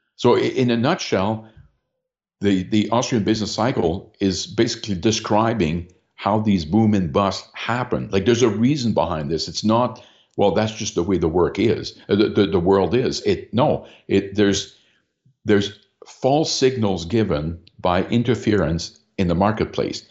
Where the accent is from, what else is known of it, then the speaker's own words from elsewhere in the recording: London, Ontario, Canada; my hometown here of London, Ontario